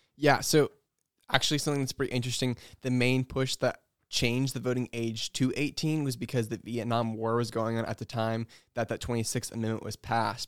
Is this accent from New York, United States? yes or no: no; North Carolina, United States; moved away as an adult; also born or lived in Wheaton, Illinois; I'm from North Carolina